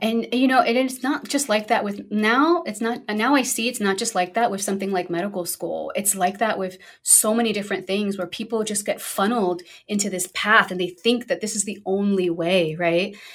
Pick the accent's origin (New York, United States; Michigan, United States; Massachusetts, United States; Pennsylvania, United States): New York, United States; New York City; I'm originally from Brooklyn, New York, so I'm a proud New Yorker.